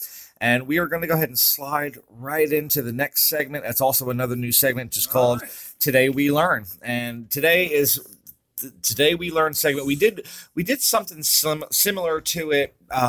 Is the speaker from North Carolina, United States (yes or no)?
no; New York, United States; I'm from New York. So yeah. I'm sure that from time to time, you will hear my accent come out.